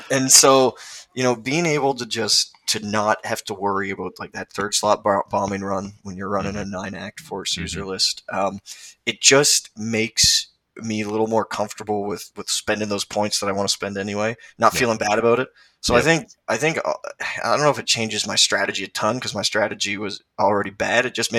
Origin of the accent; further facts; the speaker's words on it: Canada; I'm a Canadian